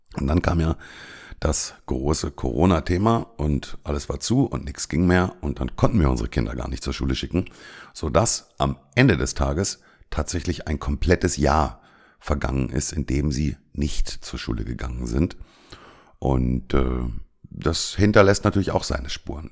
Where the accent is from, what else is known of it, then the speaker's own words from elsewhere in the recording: Germany; moved away as an adult; now in Cyprus; bei uns in Deutschland